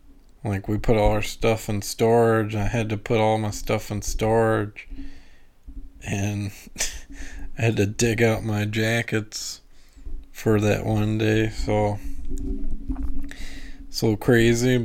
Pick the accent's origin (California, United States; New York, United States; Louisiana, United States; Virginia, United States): Louisiana, United States; now in St. Louis area, United States; I'm from Louisiana